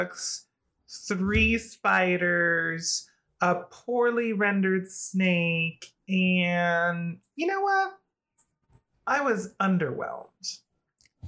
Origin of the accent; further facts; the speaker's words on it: Philippines; a fellow Filipina woman